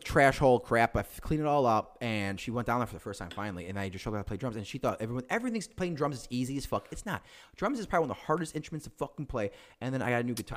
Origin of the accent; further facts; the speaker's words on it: Chicago, Illinois, United States; also born or lived in Aurora, Illinois; We're all from Chicago.